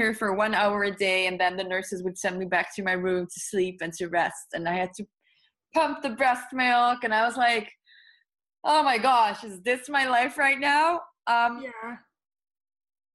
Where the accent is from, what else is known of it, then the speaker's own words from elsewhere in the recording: Netherlands; English is a second language; I am from the Netherlands